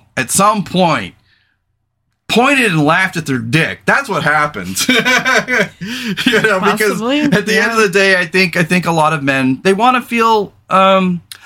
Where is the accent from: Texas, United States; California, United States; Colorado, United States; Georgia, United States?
California, United States; moved away as an adult; now in Portland, United States; I come from California, former veteran